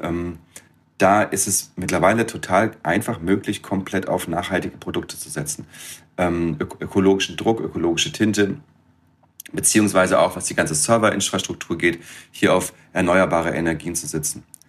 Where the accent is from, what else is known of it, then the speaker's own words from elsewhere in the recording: Freiburg, Baden-Württemberg, Germany; ich komme aus Freiburg